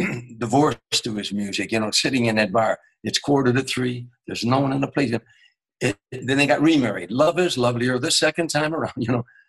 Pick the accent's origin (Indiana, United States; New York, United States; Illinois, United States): Illinois, United States; Harvey; I was a kid from Harvey, Illinois